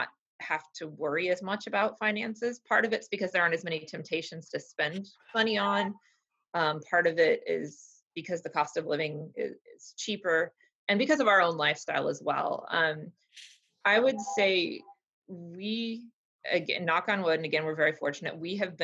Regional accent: Iowa, United States; moved away; also born or lived in Kansas; I'm originally from Iowa

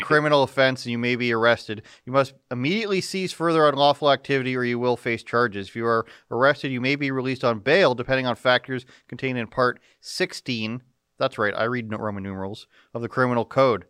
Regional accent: Canada; a Canadian citizen

